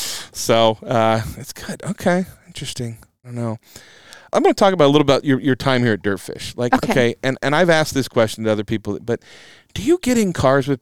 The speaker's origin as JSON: {"language": "English", "town": "Spokane", "region": "Washington", "country": "United States", "tie": "born or raised there"}